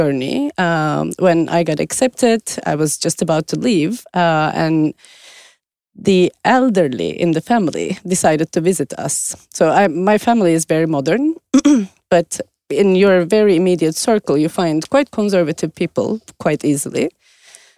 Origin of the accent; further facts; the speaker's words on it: Turkey; moved away as an adult; also born or lived in Australia; now in Stockholm, Sweden; I had my family when I was growing up in Turkey